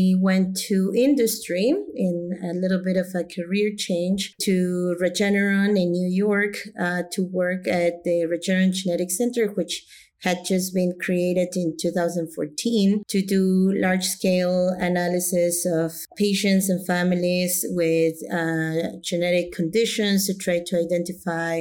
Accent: Mexico; moved away as an adult; also born or lived in United States; I'm originally from Mexico. I was born and grew up in Mexico.

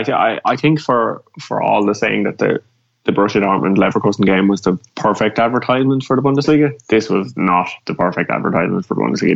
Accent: Ireland; as an Irish person

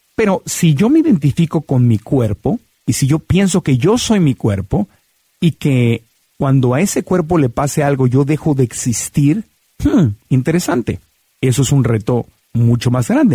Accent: Mexico City, Mexico; me llevaban de niño a la ópera en Bellas Artes en la Ciudad de México

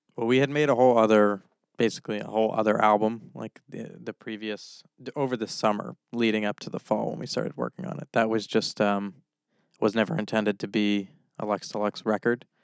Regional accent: Orange, Massachusetts, United States; my hometown of Orange

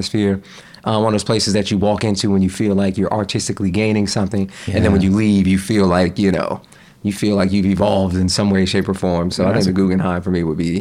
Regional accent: North Carolina, United States; also born or lived in Jamaica, Queens, New York; I grew up in North Carolina. I moved to North Carolina when I was 6.

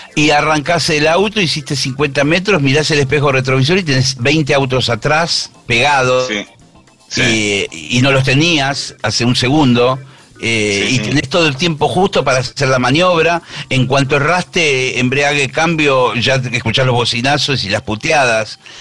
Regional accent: Monte Grande, Buenos Aires Province, Argentina; yo nací en Monte Grande, vivo en Monte Grande en la actualidad, o sea, siempre estuve acá

